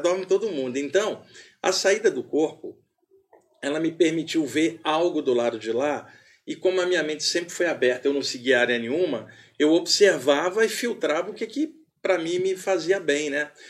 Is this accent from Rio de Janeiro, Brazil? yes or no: yes; Rio de Janeiro, Brazil; moved away as an adult; now in São Paulo, Brazil; Eu sou carioca e moro aqui em São Paulo há 30 anos